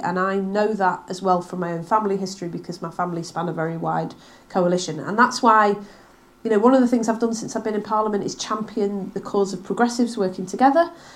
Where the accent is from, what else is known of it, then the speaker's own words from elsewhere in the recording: Manchester, North West England, United Kingdom; also born or lived in Bury; now in Wigan, United Kingdom; I grew up in Manchester in the 1980s